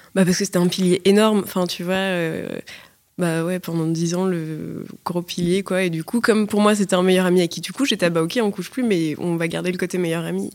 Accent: Paris, Île-de-France, France; je suis née, grandie à Paris

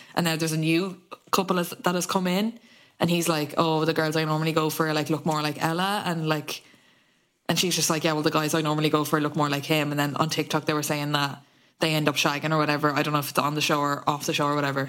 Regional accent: Ireland; feeling connected to each other as Irish people

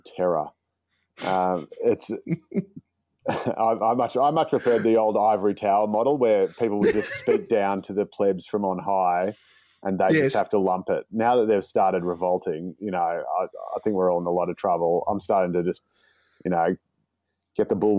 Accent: Dandenong, Victoria, Australia; born or raised there

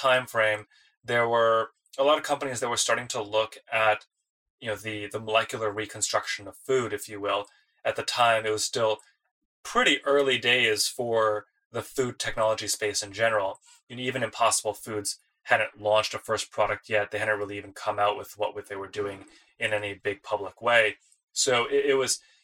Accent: Detroit, Michigan, United States; moved away as an adult; I grew up in the Detroit area

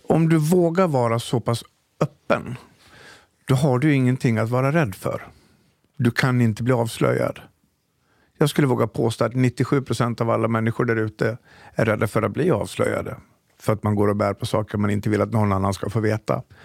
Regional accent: Falun, Dalarna County, Sweden; moved away; also born or lived in Stockholm; För jag är från Dalarna, jag är från Falun. Farsan var polischef.

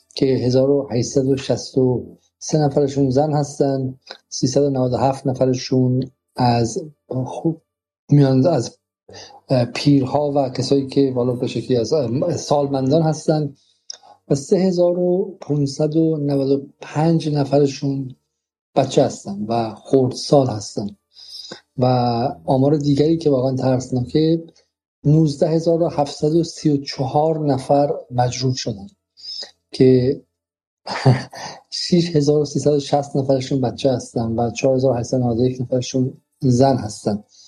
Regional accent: Iran; ما تو ایران باش بزرگ شدیم

